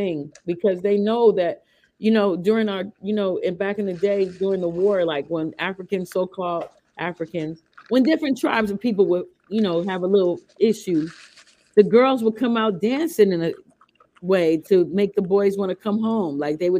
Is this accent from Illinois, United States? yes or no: yes; Chicago, Illinois, United States; also born or lived in Wisconsin; But I grew up in Wisconsin a little bit, and I'm from Chicago.